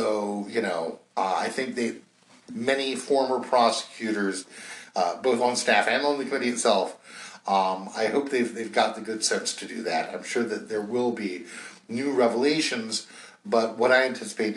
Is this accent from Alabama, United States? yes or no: no; North Carolina, United States; my home state of North Carolina